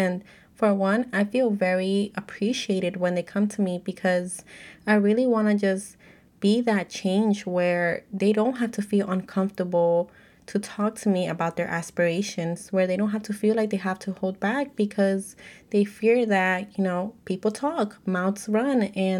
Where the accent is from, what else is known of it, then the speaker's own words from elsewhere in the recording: United States; I'm Mexican American, so if you're able to relate, let me know